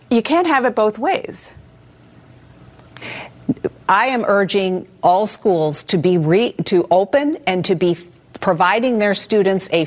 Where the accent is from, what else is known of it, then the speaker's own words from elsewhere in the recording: Detroit, Michigan, United States; in my home state in the city of Detroit would be very different than that of a school